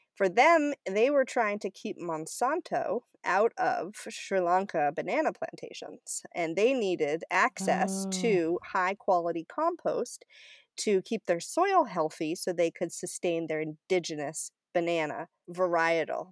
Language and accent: English; Cumberland, Maine, United States; I grew up in Cumberland, Maine, uh, which is a really small town north of Portland